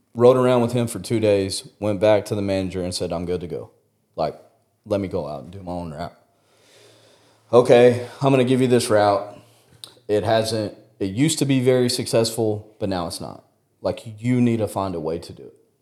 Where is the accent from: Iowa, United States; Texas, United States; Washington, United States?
Texas, United States; West; I grew up out in West Texas